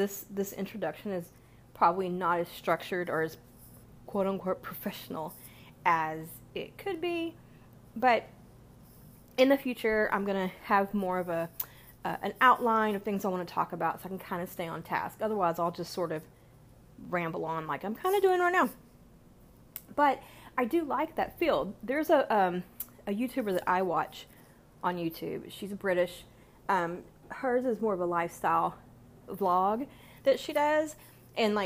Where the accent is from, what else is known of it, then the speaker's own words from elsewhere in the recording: United States; being American